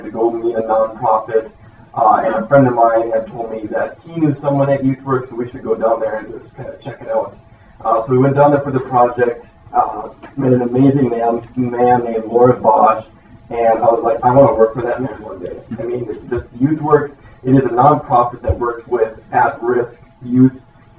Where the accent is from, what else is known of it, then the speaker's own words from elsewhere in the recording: Lisbon, North Dakota, United States; also born or lived in Bismarck, North Dakota; I went to high school in Lisbon, North Dakota, graduated there in 2013, and wanted to move as far away as possible from home, and that was Bismarck, North Dakota